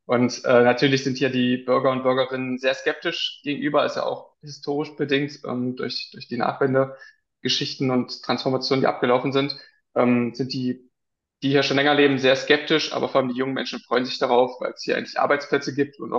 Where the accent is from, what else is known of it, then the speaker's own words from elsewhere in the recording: Blankenburg, Saxony-Anhalt, Germany; moved away as an adult; now in Magdeburg, Germany; Ursprünglich komme ich aus Blankenburg im Harz und das liegt, das sage ich mal dazu, im Ostharz.